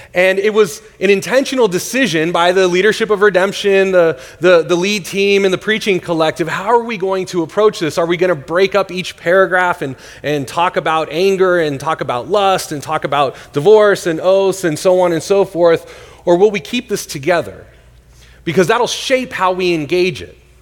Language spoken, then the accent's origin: English; Northern California, United States; now in Tempe, United States; I grew up in Northern California